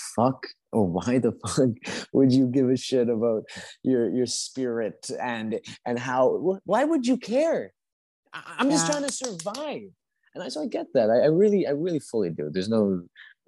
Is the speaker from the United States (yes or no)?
no; Canada; also born or lived in Colombia; I grew up in Canada.